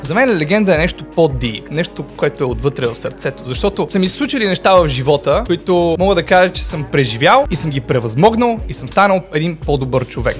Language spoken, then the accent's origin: Bulgarian; Sofia, Sofia City, Bulgaria; also born or lived in Montana, Bulgaria; аз съм от град Монтана, там съм роден, но не съм израснал там, израснал съм в София, но всяко лято си бягах в Монтана